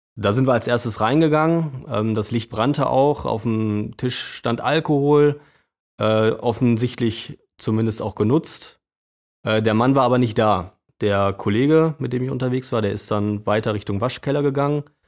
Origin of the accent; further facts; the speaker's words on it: Bielefeld, North Rhine-Westphalia, Germany; Arminia als Bielefelder